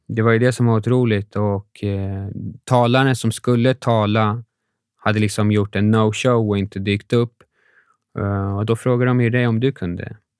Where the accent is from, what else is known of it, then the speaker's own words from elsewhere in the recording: Sweden; vi var från Sverige